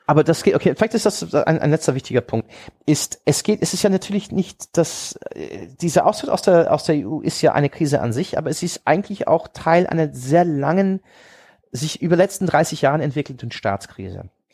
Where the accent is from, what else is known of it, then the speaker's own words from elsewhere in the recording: Hanover, Lower Saxony, Germany; also born or lived in Oxford; Ich, ich, ich sah mich als Hannoveraner, weil das ist meine Heimatstadt